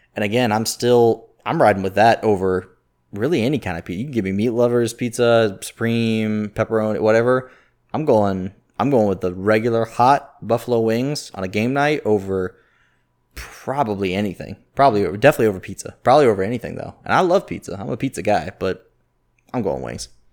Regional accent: Jacksonville, Florida, United States; moved away as an adult; born and raised in Jacksonville, I didn't even really leave till, till now.

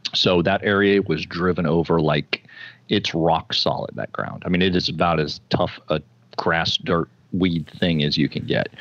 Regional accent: Florida, United States; I was born in Florida

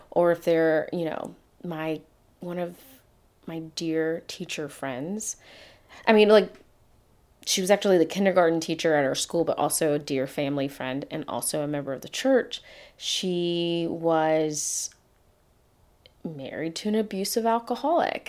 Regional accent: Atlanta, Georgia, United States; the day I was born in Atlanta, Georgia

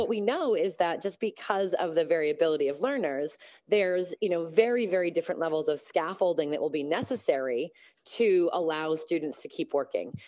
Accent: Massachusetts, United States; also born or lived in California; I'm actually from Massachusetts

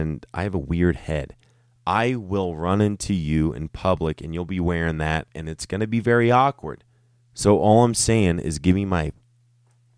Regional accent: Denver, Colorado, United States; I am from Denver, Colorado

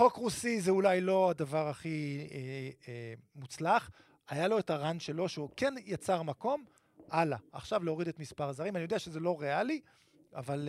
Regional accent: Netanya, Central District, Israel; גדלתי בנתניה

